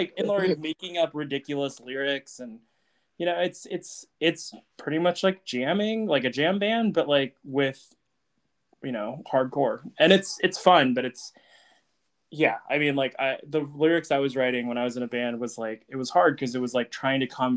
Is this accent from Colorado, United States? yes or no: no; Tucson, Arizona, United States; I'm from Tucson